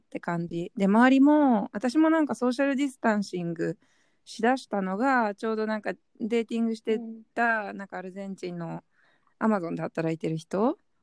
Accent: Japan; moved away as an adult; now in Hong Kong; 自分たちは日本で育って日本人

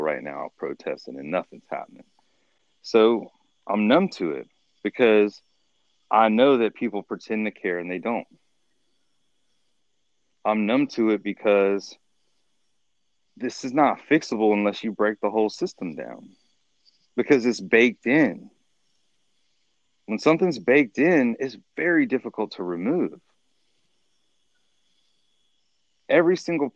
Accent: United States; as a black dude growing up in America

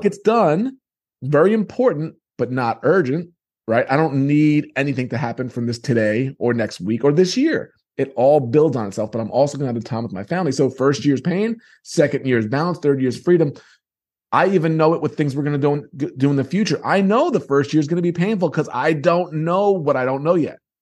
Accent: New York, United States; moved away; I come from New York

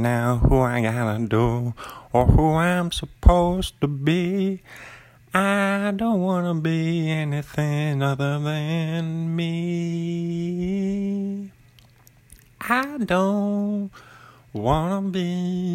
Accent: Bothell, Washington, United States; now in Pullman, United States; I'm an author from Pullman, Washington, originally Bothell, Washington on the west side

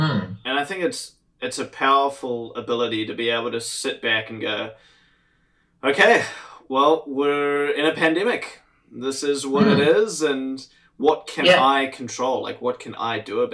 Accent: New Zealand; I grew up in New Zealand

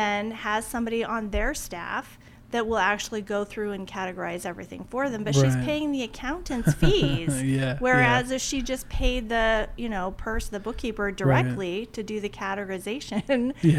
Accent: Oregon, United States; moved away as an adult; also born or lived in Washington, D.C.; I am originally from Oregon.

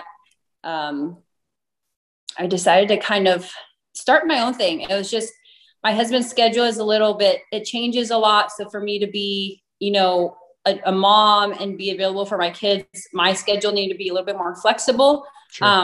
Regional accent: Chino, California, United States; also born or lived in Fontana / Costa Mesa; I was born in Fontana, but I grew up in Chino pretty much my whole life

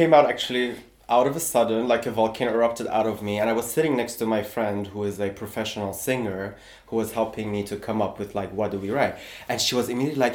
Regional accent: Tehran, Tehran Province, Iran; now in Berlin, Germany; I was born and raised in Tehran, which is Iran's capital city

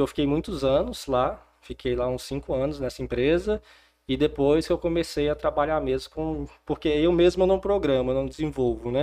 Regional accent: Porangatu, Goiás, Brazil; also born or lived in Palmas / Goiânia; Bom, eu não sou nascido em Porangatu, mas sou porangatuense. Meus pais vieram para cá, então eu não tinha nenhum ano de idade. Então eu cresci, morei, estudei aqui em Porangatu

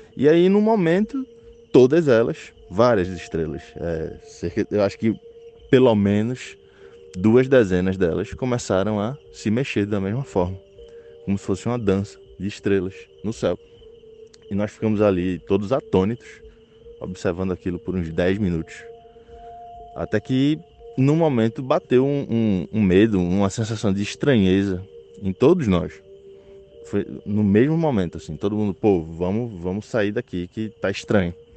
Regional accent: Recife, Pernambuco, Brazil; eu sou do Recife

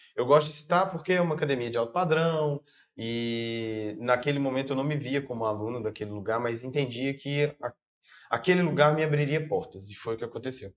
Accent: Brumadinho, Minas Gerais, Brazil; moved away as an adult; now in Belo Horizonte, Brazil; sou natural de Brumadinho, Minas Gerais

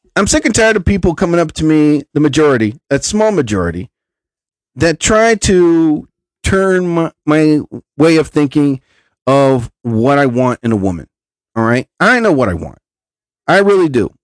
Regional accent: New Jersey, United States; I'm from New Jersey.

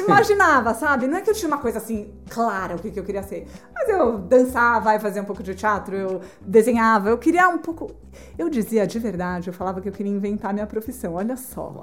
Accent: Brazil; eu sou do Brasil, estudo arquitetura

